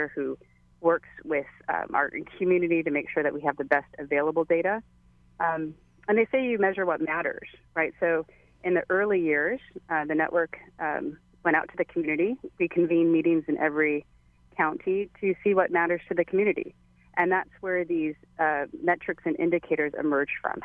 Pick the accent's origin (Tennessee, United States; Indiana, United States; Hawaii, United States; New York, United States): Hawaii, United States; my home state, Hawaii